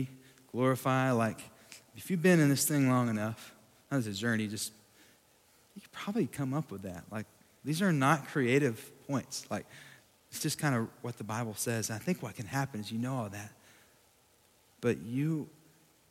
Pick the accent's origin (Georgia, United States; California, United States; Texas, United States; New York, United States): Texas, United States; Sweetwater; my hometown in Sweetwater, Texas